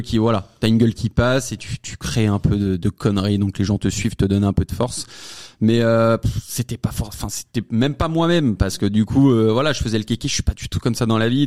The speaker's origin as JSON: {"language": "French", "area": "Savoie", "region": "Auvergne-Rhône-Alpes", "country": "France", "said": "Je viens de la Savoie en plus, je suis savoyard, euh, petit patelin, loin de la ville"}